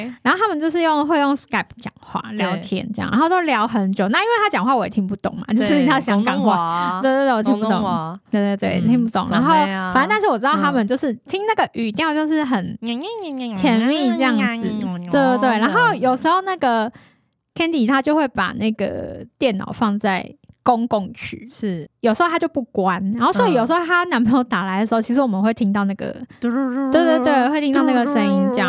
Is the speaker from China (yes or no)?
no; Taiwan; 然后一个我是台湾人，